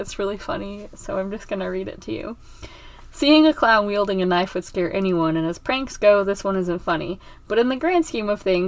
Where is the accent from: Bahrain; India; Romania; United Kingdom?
United Kingdom; England; moved away; When I was a small child, in England, which is really far away from Mexico